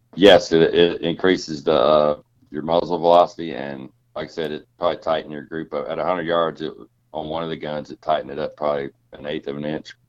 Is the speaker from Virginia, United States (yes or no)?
no; Georgia, United States; I grew up in Georgia